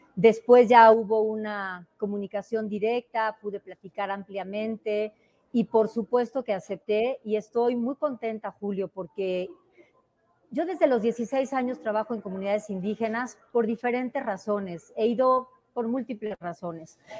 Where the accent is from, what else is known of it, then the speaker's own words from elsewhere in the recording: Oaxaca, Mexico; Me defino como oaxaqueña